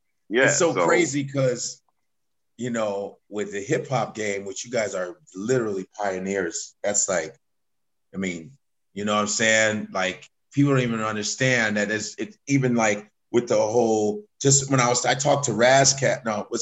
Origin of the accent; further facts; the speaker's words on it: Chicago, Illinois, United States; moved away as an adult; now in New York, United States; I grew up in Chicago.